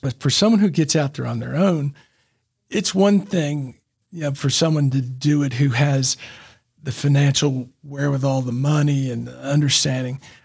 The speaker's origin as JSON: {"language": "English", "town": "Memphis", "region": "Tennessee", "country": "United States", "tie": "born or raised there", "moved": "yes", "lives_now": "Chattanooga, United States", "said": "I grew up in Memphis"}